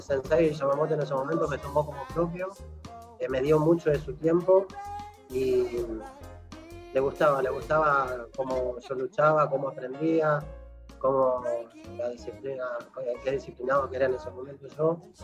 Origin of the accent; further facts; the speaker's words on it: Buenos Aires, Argentina; also born or lived in La Tosca, Santa Fe / San Antonio Obligado, Santa Fe; terminé, bueno, acá en Buenos Aires, la cual, eh, obviando un poco los años, este, empecé los estudios en el Colegio Santa Cecilia